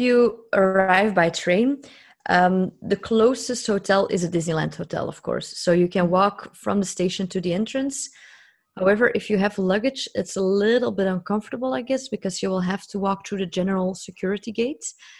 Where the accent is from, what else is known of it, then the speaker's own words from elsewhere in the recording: Belgium; I'm from Belgium